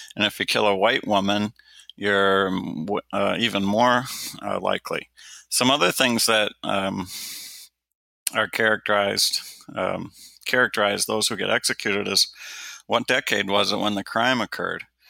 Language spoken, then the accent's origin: English; Detroit, Michigan, United States; when I was growing up in Detroit, Michigan, it was routine that there were a thousand homicides just in my home city